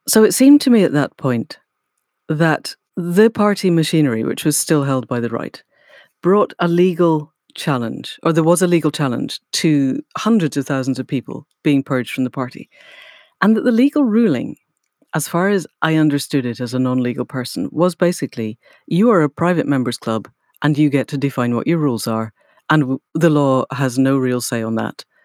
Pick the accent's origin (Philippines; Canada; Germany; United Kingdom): United Kingdom; Scotland; I grew up in Scotland